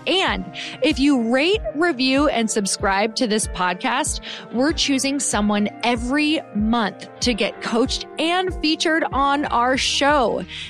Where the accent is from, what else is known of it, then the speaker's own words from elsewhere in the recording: Midwest, United States; So I don't know about you, but I'm from the Midwest.